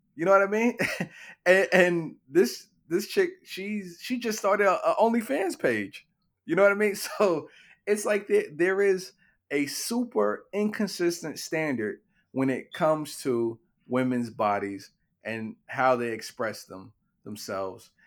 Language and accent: English; New York City, New York, United States; Growing up in Brownsville